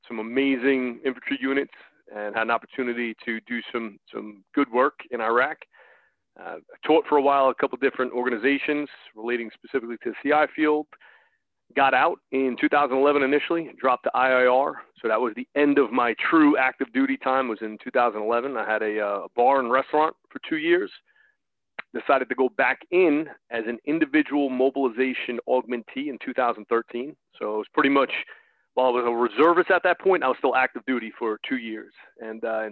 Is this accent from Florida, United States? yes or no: no; New York, United States; accent: New York; now in Baltimore, United States; Despite the New York accent, I'm born and raised in New York, but I'm down here in the greater Baltimore market now